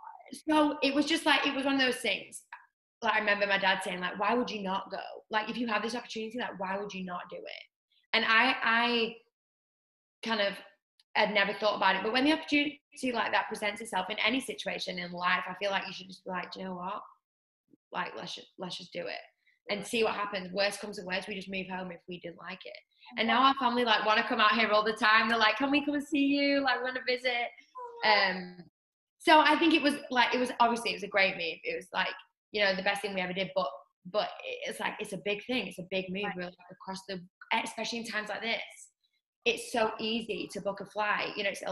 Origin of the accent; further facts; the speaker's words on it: North West England, United Kingdom; now in Los Angeles, United States; Like underneath Manchester. Okay. So I'm north.